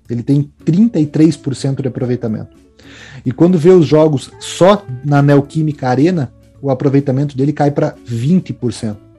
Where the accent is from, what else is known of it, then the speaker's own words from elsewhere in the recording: Brazil; enquanto brasileiros